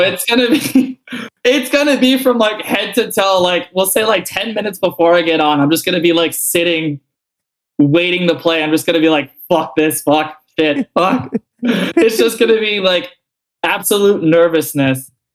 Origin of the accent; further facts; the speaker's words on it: South Florida, United States; I'm not the only like South Florida person